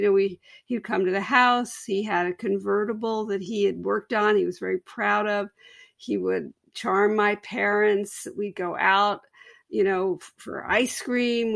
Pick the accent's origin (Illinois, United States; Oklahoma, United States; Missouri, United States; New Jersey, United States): New Jersey, United States; now in Pennsylvania, United States; I was a senior in a big suburban high school in New Jersey.